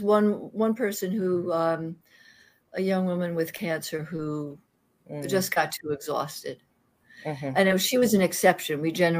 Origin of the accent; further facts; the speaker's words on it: Queens, New York, United States; I'm a New Yorker. I am a solid New Yorker. Yeah. I grew up in Queens. And I don't talk like that because my sister used to torture me.